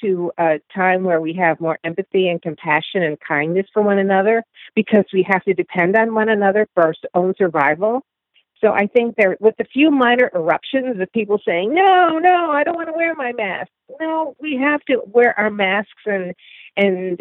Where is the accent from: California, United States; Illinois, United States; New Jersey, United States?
Illinois, United States; Phoenix; moved away; also born or lived in Chicago; I grew up in the suburbs of Phoenix, Illinois